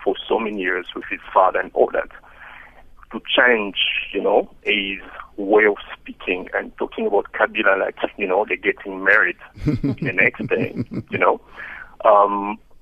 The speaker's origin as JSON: {"language": "English", "country": "DR Congo", "moved": "yes", "lives_now": "South Africa", "said": "in my country, I am also from Congo"}